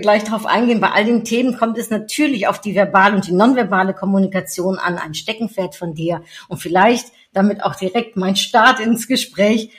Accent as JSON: {"language": "German", "country": "Netherlands", "tie": "born or raised there", "moved": "yes", "said": "Geboren, wie ich, in den Niederlanden"}